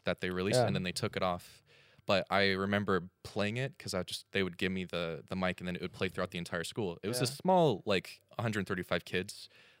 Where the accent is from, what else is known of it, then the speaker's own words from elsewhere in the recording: United States; I'm from the States